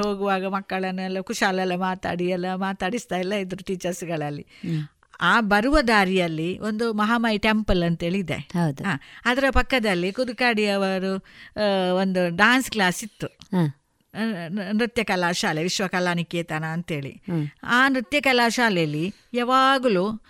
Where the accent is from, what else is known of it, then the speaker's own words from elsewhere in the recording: Puttur, Karnataka, India; also born or lived in Haradi; ನಾನು ಪುತ್ತೂರಿನಲ್ಲಿ ಬೆಳೆದವಳು